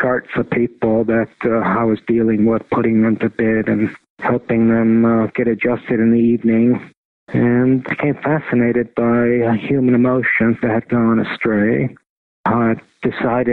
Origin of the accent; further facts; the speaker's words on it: Tartu, Tartu County, Estonia; moved away; also born or lived in Pittsburgh; I was born in Estonia in the women's clinic at University of Tartu